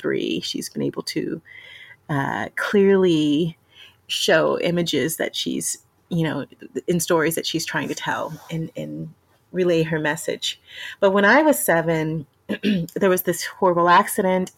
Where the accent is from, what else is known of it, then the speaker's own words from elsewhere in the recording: Houston, Texas, United States; I'm from Texas, born and raised in Texas. Grew up in Houston